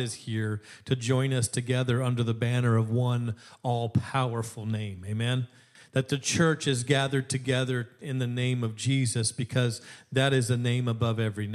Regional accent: Alaska, United States; When I was growing up in Alaska

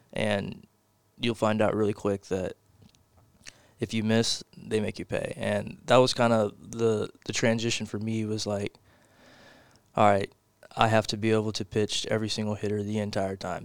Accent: Porter, Texas, United States; I'm from Porter, Texas. It's North Houston.

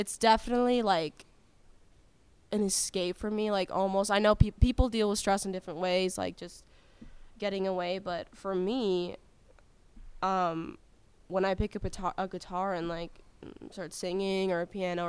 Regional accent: Canada; moved away; I'm Canadian

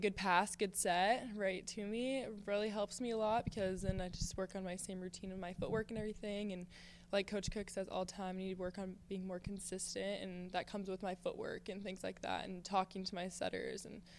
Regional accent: Nebraska, United States; It felt really good, especially like you said, because I'm from Nebraska, so I got to stay home and like I see my family all the time.

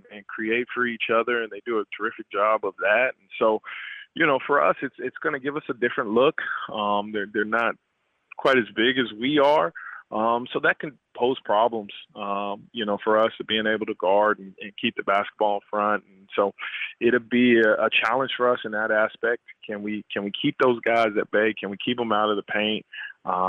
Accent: Wichita, Kansas, United States; Wichita and that being my hometown

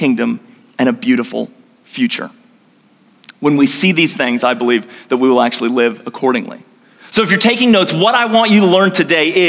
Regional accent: Gold Coast, Queensland, Australia; moved away; I grew up in the Gold Coast, Australia

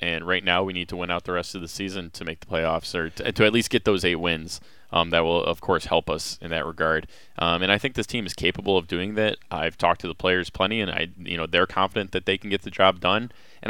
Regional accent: Buffalo, New York, United States; moved away; I'm from New York, from Buffalo, but Buffalo feels a lot more like Ohio sometimes than it does actual Northeast.

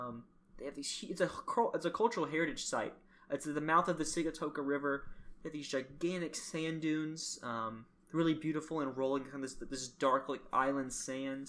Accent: Alabama, United States; I'm from the Deep South, Alabama.

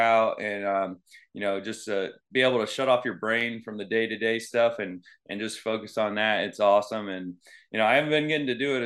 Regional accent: Venice, Florida, United States; also born or lived in Eastern Illinois; I'm from Venice, Florida. It's in Sarasota County

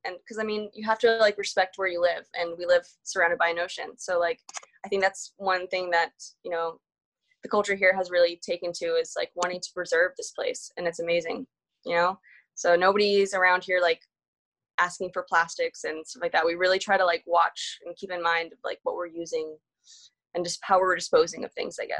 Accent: Florida, United States; when I tell people here that I like, I'm from Florida, they're like, oh, why did you move here?

